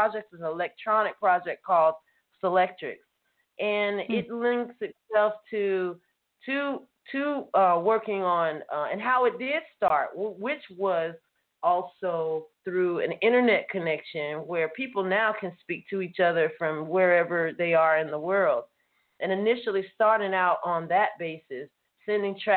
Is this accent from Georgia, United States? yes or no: yes; Atlanta, Georgia, United States; moved away; also born or lived in California / England; originally I'm from Atlanta